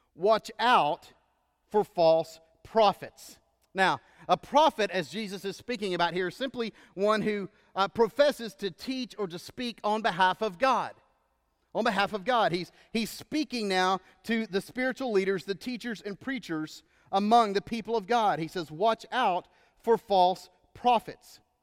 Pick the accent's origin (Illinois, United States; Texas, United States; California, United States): Texas, United States; moved away as an adult; now in Georgia, United States; where I grew up in Texas and most of where I lived